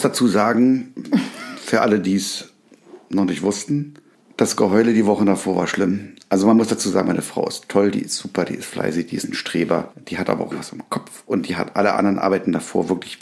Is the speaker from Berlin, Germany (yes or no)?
yes; Berlin, Germany; ich bin ja in Berlin groß geworden